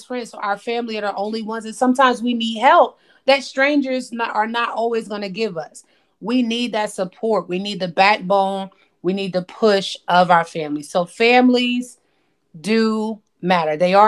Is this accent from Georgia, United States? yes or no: no; Paterson, New Jersey, United States; now in North Carolina, United States; we were raised in Patterson